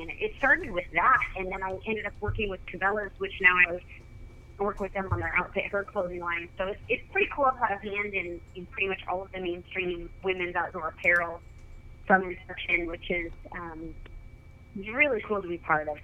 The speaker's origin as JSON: {"language": "English", "region": "Oregon", "country": "United States", "tie": "born or raised there", "said": "I was uh, born and raised in Oregon, and I kind of grew up backcountry hunting."}